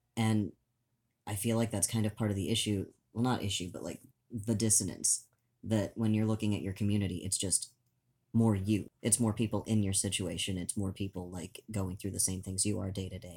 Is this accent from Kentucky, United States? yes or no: no; Oklahoma, United States; moved away; the farmlands in Oklahoma, where I spent a good chunk of my childhood